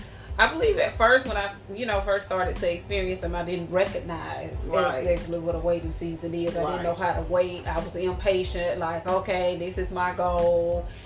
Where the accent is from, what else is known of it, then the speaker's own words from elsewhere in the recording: Tuskegee, Alabama, United States; I'm from Tuskegee, Alabama, born and raised.